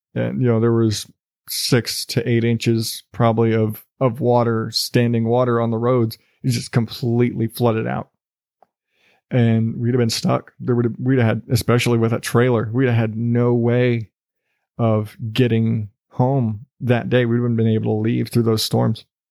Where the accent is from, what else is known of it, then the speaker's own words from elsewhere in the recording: South Texas, United States; now in Arizona, United States; I grew up in South Texas